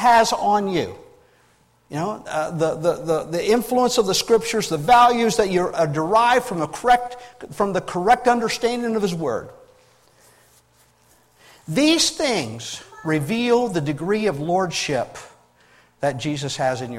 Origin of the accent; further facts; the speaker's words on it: United States